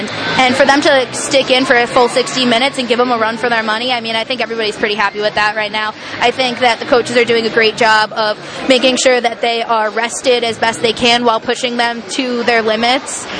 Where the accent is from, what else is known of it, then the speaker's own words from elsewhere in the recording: Connecticut, United States; I'm from Connecticut myself